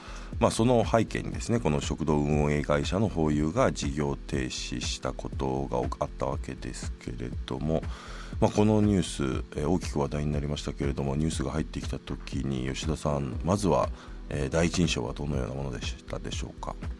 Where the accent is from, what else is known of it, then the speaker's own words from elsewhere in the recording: Tokyo, Japan; 僕東京都の北区の出身で、まあ、地元の公立の小学校中学校に行ったんですよね。